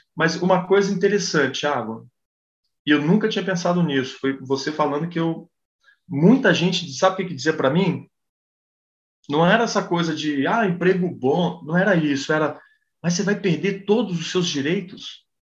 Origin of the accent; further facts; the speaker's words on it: Brazil; eu sou brasileiro